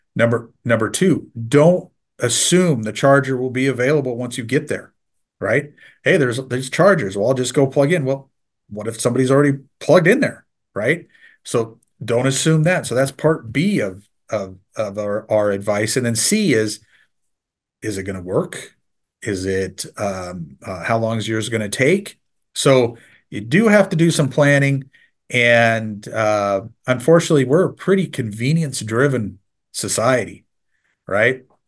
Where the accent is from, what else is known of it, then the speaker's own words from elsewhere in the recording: Nebraska, United States; I'm from Nebraska, so I'm a diehard Husker fan